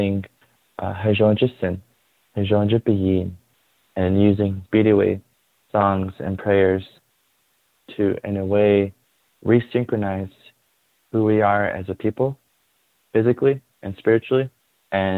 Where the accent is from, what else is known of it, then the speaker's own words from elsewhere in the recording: Shiprock, New Mexico, United States; I was born and raised in Shiprock, New Mexico